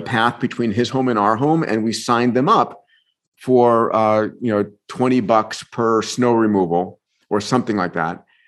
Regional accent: Long Island, New York, United States; also born or lived in Bronx, New York; I was born in the Bronx, grew up in New York, in Long Island

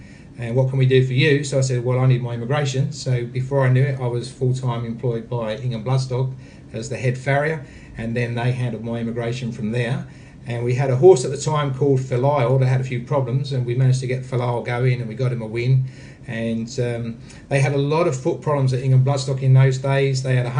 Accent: Essex, East of England, United Kingdom; moved away as an adult; now in Australia; growing up in Essex

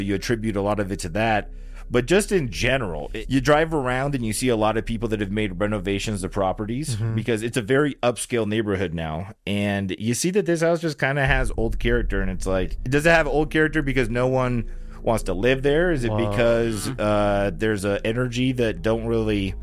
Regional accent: Long Beach, California, United States; we grew up in Long Beach

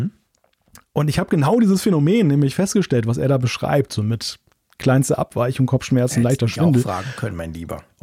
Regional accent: Switzerland; Das sage ich als Schweizer, aber das finde ich.

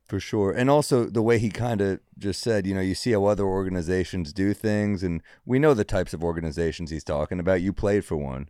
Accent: New York, United States; as a New Yorker

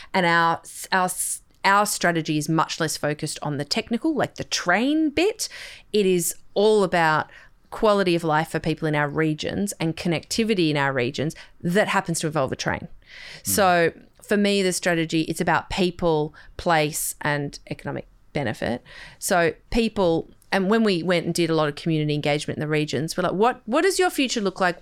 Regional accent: Sydney, New South Wales, Australia; I grew up on the North Shore

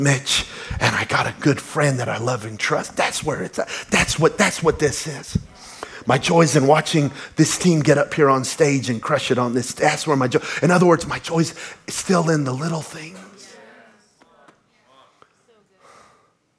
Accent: Belen, New Mexico, United States; moved away; we're from Belen, New Mexico, y'all. Trailer park kids

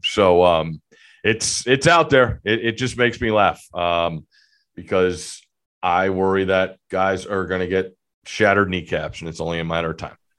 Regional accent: Connecticut, United States; growing up in Connecticut

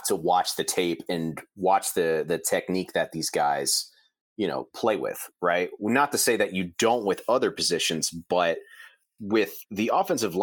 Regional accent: Ohio, United States; I grew up in Ohio

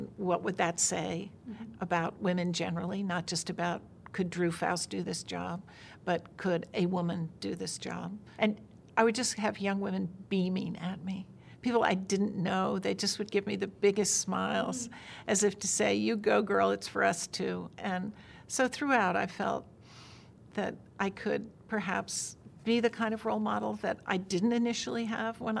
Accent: Virginia, United States; moved away; when I was growing up in Virginia in the 1950s.

